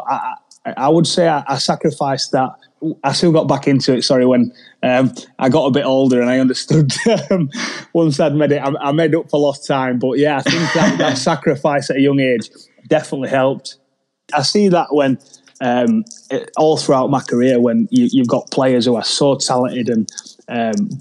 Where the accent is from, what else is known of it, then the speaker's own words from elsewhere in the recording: Leeds, Yorkshire and the Humber, United Kingdom; from a small place in Leeds called Middleton